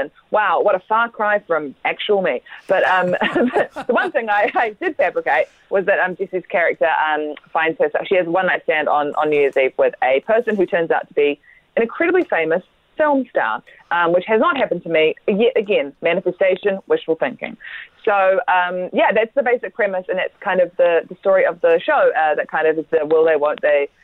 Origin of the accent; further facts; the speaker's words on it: New Zealand; I'm from New Zealand